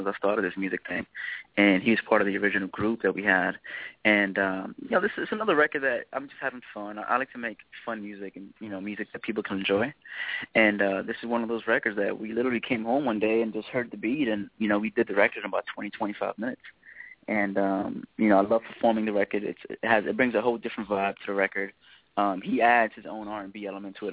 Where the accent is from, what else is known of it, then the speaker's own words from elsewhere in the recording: New York City, New York, United States; moved away as an adult; now in Atlanta, United States; born and raised in New York City, South Bronx